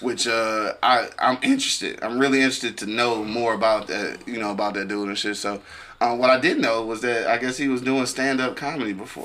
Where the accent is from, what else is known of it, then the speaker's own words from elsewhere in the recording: Detroit, Michigan, United States; We from the East Side